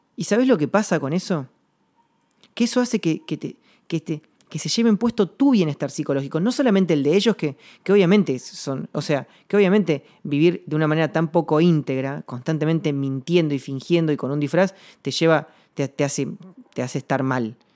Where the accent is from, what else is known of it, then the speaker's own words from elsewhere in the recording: Rada Tilly, Chubut, Argentina; now in Buenos Aires, Argentina; mi ciudad natal, yo vivo en Buenos Aires, pero actualmente, pero, pero soy nacido en, en y en Chubut